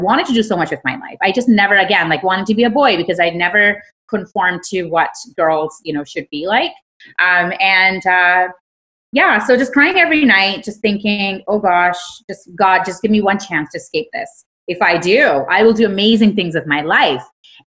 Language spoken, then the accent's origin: English; Karachi, Sindh, Pakistan; So I grew up in Karachi, Pakistan, and, you know, just growing up